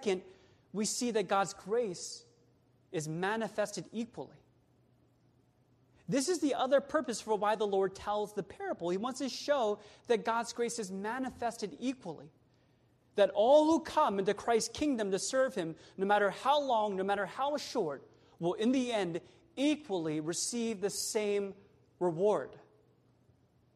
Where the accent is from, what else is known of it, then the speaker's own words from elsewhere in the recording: Sacramento, California, United States; now in Bay Area, United States; I'm from Sactown, born and raised there